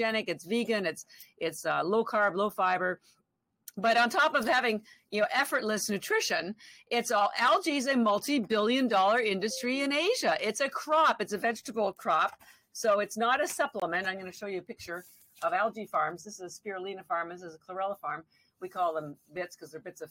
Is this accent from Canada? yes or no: yes; Canada; moved away as an adult; now in Boston, United States; I'm actually Canadian. I've lived in Boston. I live in Boston now. I've been here 33 years